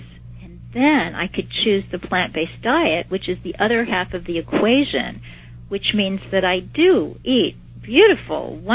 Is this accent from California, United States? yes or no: no; Kansas City, Missouri, United States; I was taking some college classes in my hometown of Kansas City